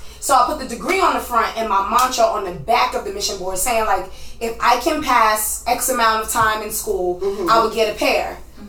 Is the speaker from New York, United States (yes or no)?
yes; New York, United States; I'm a New Yorker